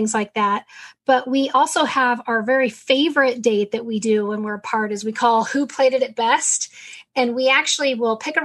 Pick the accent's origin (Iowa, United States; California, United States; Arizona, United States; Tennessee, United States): California, United States; San Diego; We're San Diego kids. We grew up in San Diego